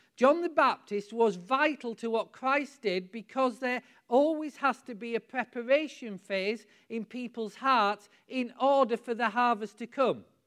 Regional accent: United Kingdom; we're British

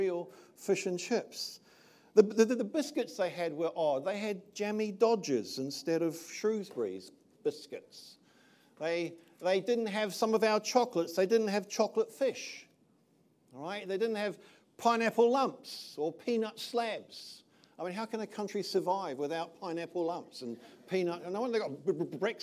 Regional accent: Titahi Bay, Wellington, New Zealand; moved away as an adult; also born or lived in England; I was born over here in Te Tahi Bay many years ago now, many moons. I was raised in this country.

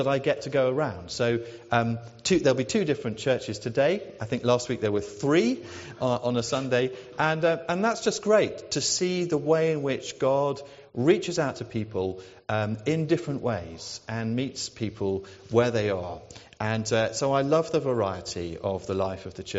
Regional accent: near Brighton, South East England, United Kingdom; moved away as an adult; also born or lived in Oxford / Fareham / Portsmouth; now in Newnham, United Kingdom; I'm a South Coast person. I grew up near Brighton, right by the sea, and my parents still live there

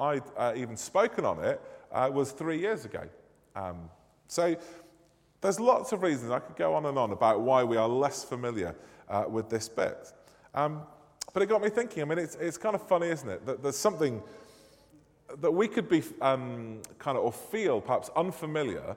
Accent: Manchester, North West England, United Kingdom; accent: northern; moved away; I am indeed from God's second city, Manchester

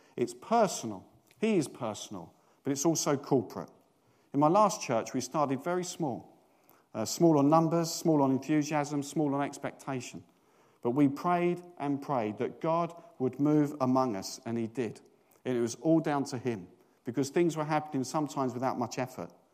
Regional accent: United Kingdom; we're British

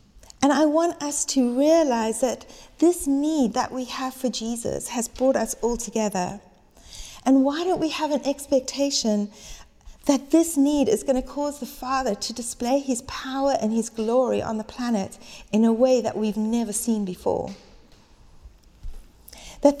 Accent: South Africa; moved away as an adult; now in United Kingdom; I was 18 years old, and I moved over to the UK from South Africa

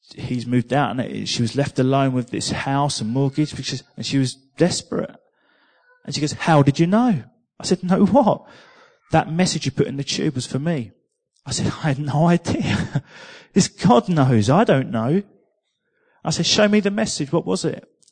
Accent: England, United Kingdom; I'm from England

